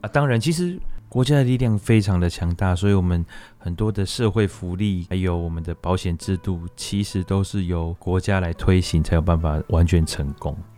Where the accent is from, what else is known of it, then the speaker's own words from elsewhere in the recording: Taiwan; 我们台湾人